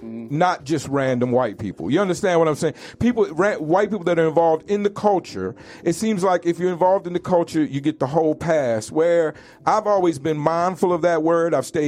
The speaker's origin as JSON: {"language": "English", "region": "Southern United States", "country": "United States", "tie": "born or raised there", "said": "I grew up in the South and I've been heavily affected by race and racism."}